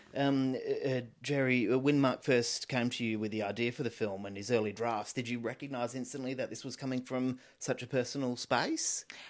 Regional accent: Western Australia, Australia; my home state

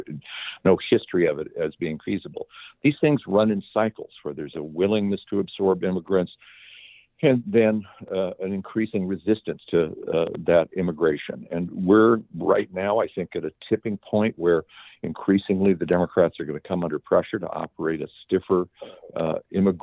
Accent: Southern California, United States; I grew up in Southern California

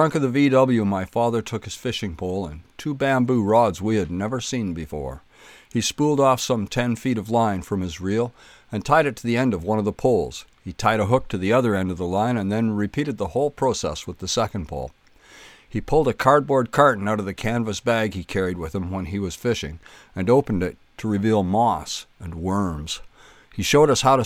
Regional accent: Kemble, Ontario, Canada; growing up in Kemble

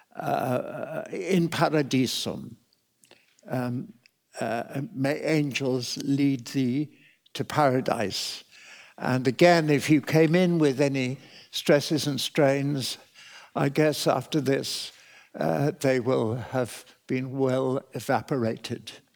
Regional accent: Cambridge, East of England, United Kingdom; I was hugely fortunate to be born and brought up in Cambridge where there was so much music

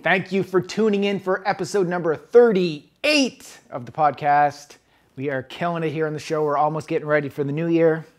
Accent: East Coast, United States; now in West Coast, United States; back where I grew up on the East Coast

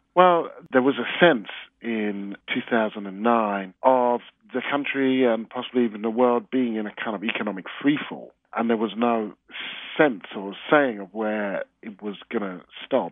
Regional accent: United Kingdom; I'm uh, not just a Brit, but a, a, a black Brit

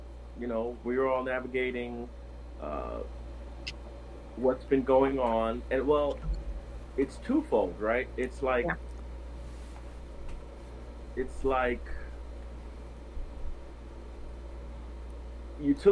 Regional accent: New York City, New York, United States; moved away as an adult; also born or lived in Jacksonville, North Carolina / Greensboro, North Carolina; I'm originally from New York City

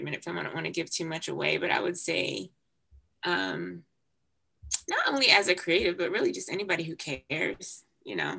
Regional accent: Jamaica; now in United States; I was born in Jamaica, so I still have a significant sense of connection to my Jamaican culture

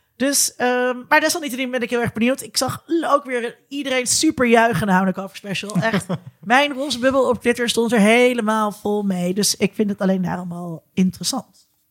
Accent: Netherlands; als Nederlanders

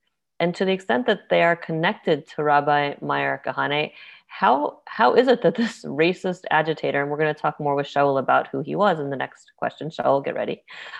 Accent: United States; also born or lived in Jerusalem; speaking as an American

